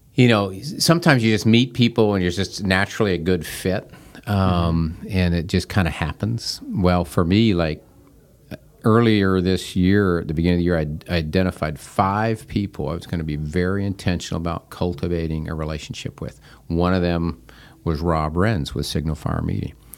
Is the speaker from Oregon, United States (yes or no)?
no; Seattle, Washington, United States; now in Wilmington, United States; I grew up out in the Seattle, Washington area